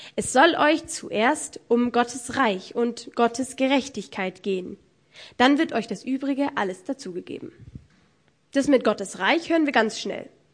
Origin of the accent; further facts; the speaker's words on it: Germany; Bei uns in Deutschland